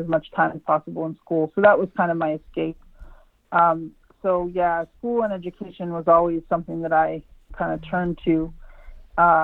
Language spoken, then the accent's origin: English; Monessen, Pennsylvania, United States; I grew up in Westmoreland County in southwestern Pennsylvania.